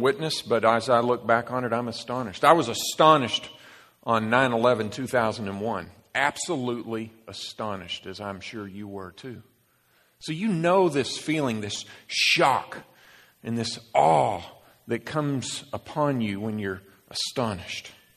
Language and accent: English; Dallas, Texas, United States; Dallas, Texas, my basically my hometown